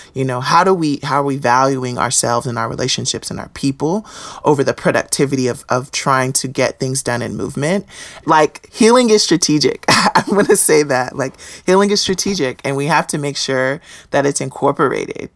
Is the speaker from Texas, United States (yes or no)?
yes; Houston, Texas, United States; I grew up in Houston, Texas